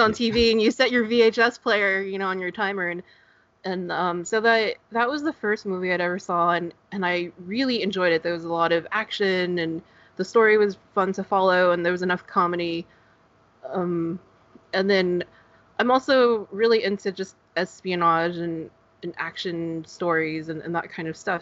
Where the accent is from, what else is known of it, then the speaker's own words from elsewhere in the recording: Northern California, United States; now in Southern California, United States; I, am in Southern California, um, okay. but I grew I grew up in Northern California